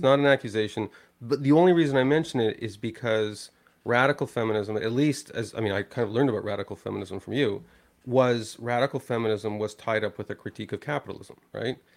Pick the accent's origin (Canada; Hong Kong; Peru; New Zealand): Canada; I'm a Canadian.